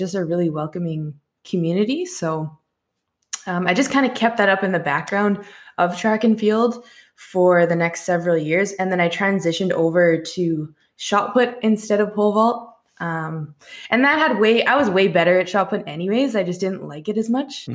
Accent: Canada; as Canadians, we say them a little softer than a lot of people

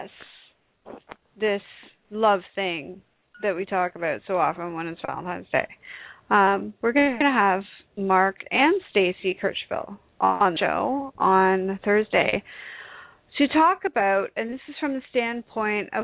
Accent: Canada; being the Canadian

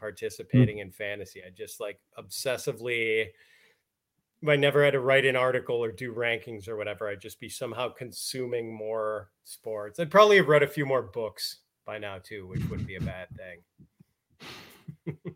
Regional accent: Milwaukee, Wisconsin, United States; I grew up in Wisconsin, so we always had ice in the winter.

